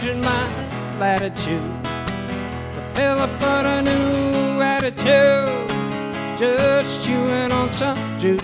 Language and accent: English; Treasure Coast, Florida, United States; also born or lived in Nashville; I grew up on the Treasure Coast, and we were living in Vero Beach.